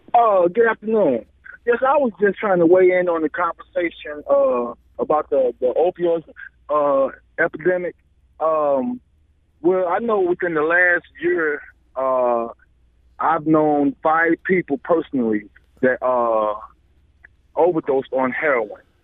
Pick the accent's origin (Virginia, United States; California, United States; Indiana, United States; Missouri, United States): Missouri, United States; St. Louis; I'm from Saint Louis City